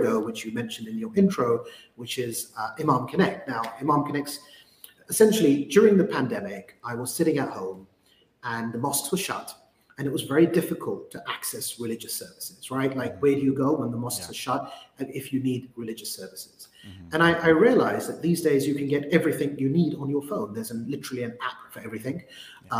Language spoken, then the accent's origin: English; London, United Kingdom; a British Muslim growing up in London